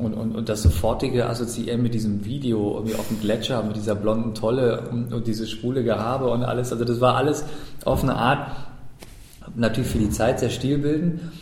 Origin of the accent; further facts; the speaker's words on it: Germany; als Deutscher